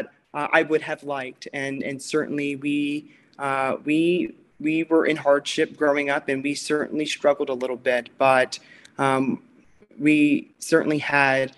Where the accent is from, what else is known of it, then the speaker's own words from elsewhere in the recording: Chester County, Pennsylvania, United States; now in Wilmington, United States; growing up in Chester County, which is where I was born and raised